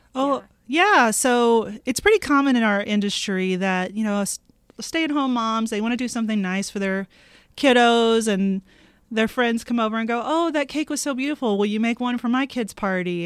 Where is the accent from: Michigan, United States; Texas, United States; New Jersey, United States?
Texas, United States; Houston; now in Billings, United States; I'm from Houston